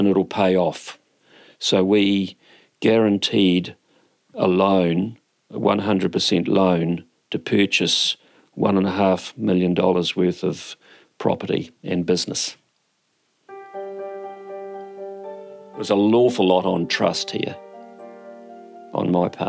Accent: New Zealand; I am a Kiwi fellow who has had lots of jobs

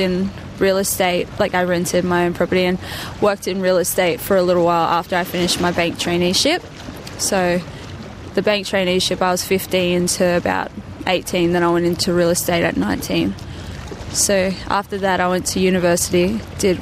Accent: Tamworth, New South Wales, Australia; moved away as an adult; also born or lived in Queensland; now in Newcastle, Australia; I didn't really want to go to Tamworth because I grew up there my whole life

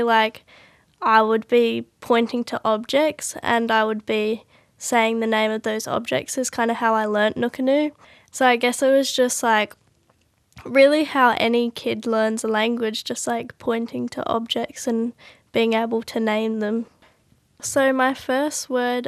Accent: Adelaide, South Australia, Australia; I'm 18 and I live in Adelaide, and I grew up in Adelaide as well.

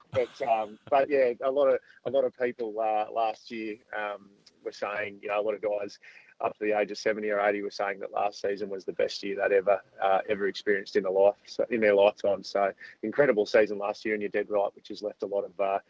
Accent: Southern Riverina, New South Wales, Australia; I grew up in the Southern Riverina with an association with farming through the family

